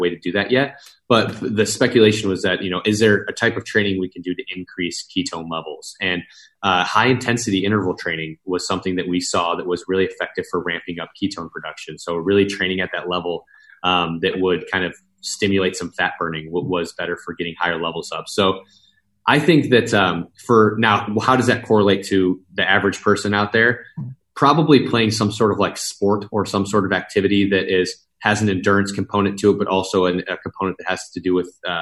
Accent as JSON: {"language": "English", "region": "Midwest", "country": "United States", "moved": "yes", "said": "I'm from the Midwest originally"}